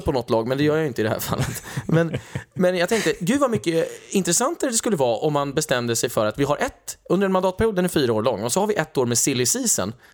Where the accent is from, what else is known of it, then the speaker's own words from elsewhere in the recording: Sweden; Var är du från? Och då säger jag Sverige